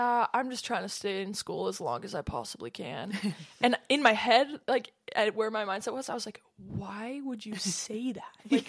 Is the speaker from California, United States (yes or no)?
yes; San Diego, California, United States; born there; Super, full circle moment. I was born in San Diego.